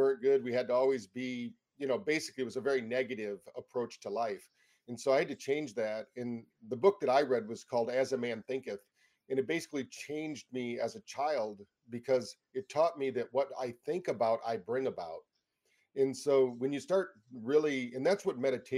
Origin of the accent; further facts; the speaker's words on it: Michigan, United States; We grew up in Michigan here in the United States